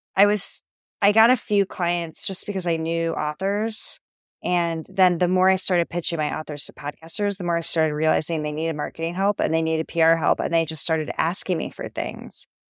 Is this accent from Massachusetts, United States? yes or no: no; Ohio, United States; moved away as an adult; also born or lived in Rome / New York City; I'm from Ohio, but I haven't lived there